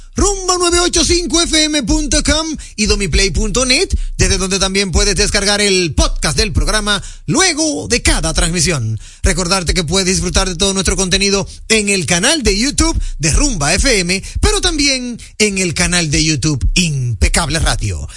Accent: Dominican Republic; nosotros los dominicanos

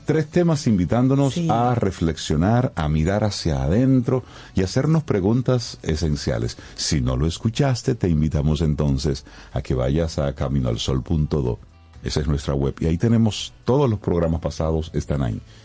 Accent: Dominican Republic

